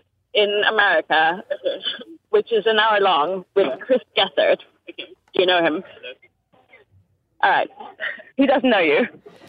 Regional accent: Denmark; So I'm not actually from Estonia. I'm from Denmark, though.

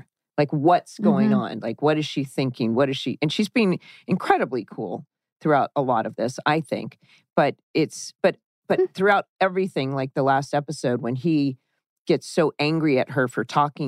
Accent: Orange County, California, United States; moved away; also born or lived in Los Angeles; I grew up in Orange County

